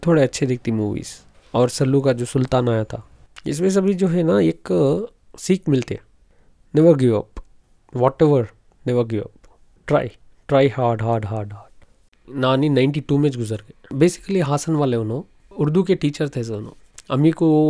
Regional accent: Mysore, Karnataka, India; moved away as an adult; now in Bangalore, India; basically मैं मैसूर से belong करता हूँ सो नौ साल से बेंगलोर में हूँ

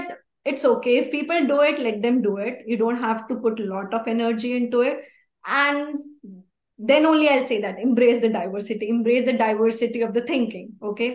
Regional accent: Haryana, India; moved away; also born or lived in United States; I'm from Haryana. Yes, I'm Indian. Even if I'm in US, I said that my nationality is Indian

